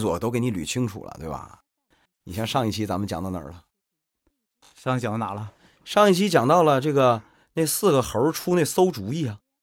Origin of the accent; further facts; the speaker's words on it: Northeast China, China; accent: Northeastern dialect; 我们东北话